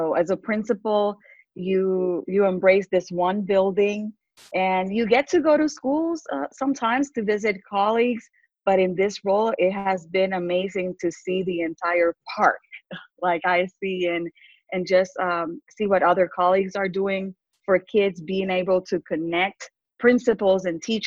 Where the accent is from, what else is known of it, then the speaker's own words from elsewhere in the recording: Puerto Rico; English is a second language; moved away as an adult; also born or lived in Texas; now in United States; I grew up in poverty in Puerto Rico